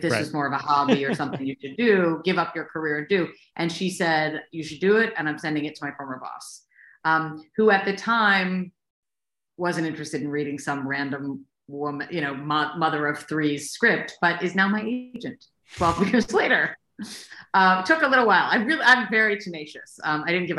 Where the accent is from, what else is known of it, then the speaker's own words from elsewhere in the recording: Baltimore, Maryland, United States; I'm from Baltimore, and I was a lawyer until I had my third child.